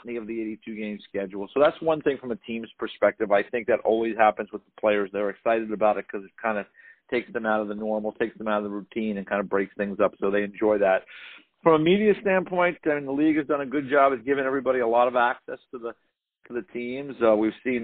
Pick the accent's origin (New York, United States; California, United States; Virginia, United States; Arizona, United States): New York, United States; Westchester County, suburban; I grew up in the New York, you know, area, suburban New York, Westchester County